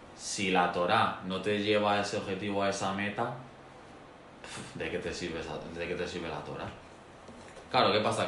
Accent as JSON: {"language": "Spanish", "country": "Spain", "said": "Yo como español"}